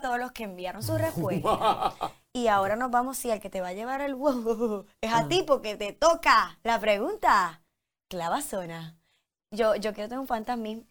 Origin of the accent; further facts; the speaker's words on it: Puerto Rico; yo soy puertorriqueña